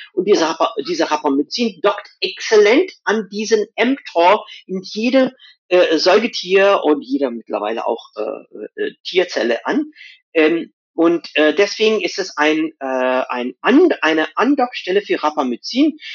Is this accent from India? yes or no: yes; west coast of India, India; moved away; Wo ich herkomme aus Indien, die, Ost äh, die Westküste von Indien